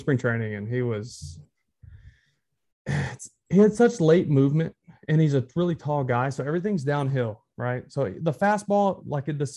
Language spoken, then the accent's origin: English; Texarkana, Texas, United States; moved away as an adult; also born or lived in Boston; I grew up in Texas